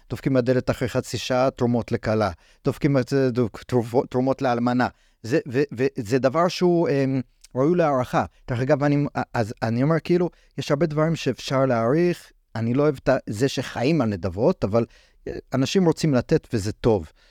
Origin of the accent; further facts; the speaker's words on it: United States; אני גדלתי בארצות הברית, הייתי ב... בתקופות של מבצעים צבאיים של ישראל שם